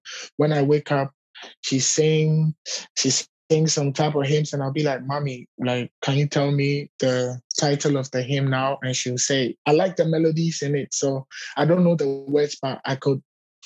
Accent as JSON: {"language": "English", "country": "Ghana", "said": "I'm from Ghana"}